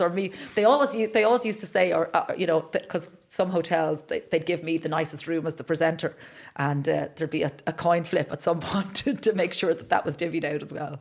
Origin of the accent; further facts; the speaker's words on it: Ireland; as Irish people